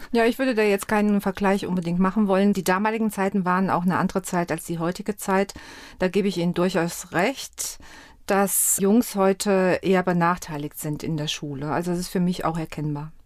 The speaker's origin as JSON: {"language": "German", "area": "Westerwald", "region": "Rhineland-Palatinate", "country": "Germany", "tie": "born or raised there", "accent": "Westerwald dialect", "moved": "yes", "said": "Ich bin dort aufgewachsen"}